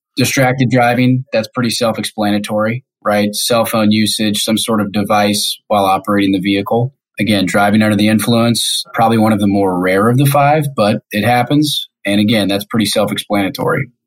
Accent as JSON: {"language": "English", "town": "Kansas City", "region": "Missouri", "country": "United States", "tie": "born or raised there", "moved": "as an adult", "lives_now": "Detroit, United States", "said": "I'm originally from Kansas City, born and raised."}